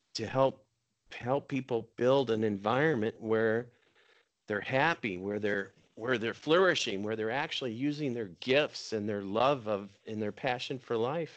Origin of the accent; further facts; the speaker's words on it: Minnesota, United States; I grew up water skiing in Minnesota